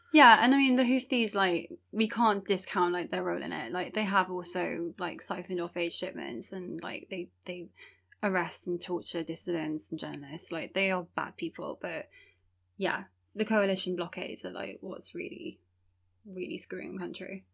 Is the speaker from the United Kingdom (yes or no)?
yes; Wales, United Kingdom; this community who's been in Wales for such a long time